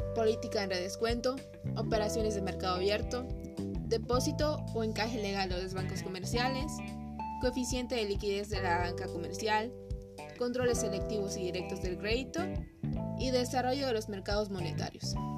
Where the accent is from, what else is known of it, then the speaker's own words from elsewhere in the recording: Mexico; nuestro país, México